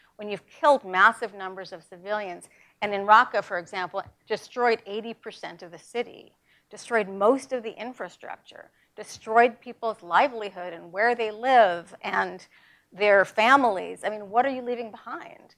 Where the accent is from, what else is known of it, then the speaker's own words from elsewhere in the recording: New York, United States; I'm from New York